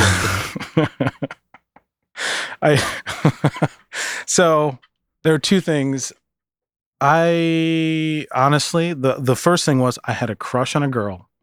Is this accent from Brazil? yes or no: no; Minneapolis, Minnesota, United States; moved away as an adult; also born or lived in Michigan City, Indiana / Seattle; I went to Minneapolis mm. and stayed there until after high school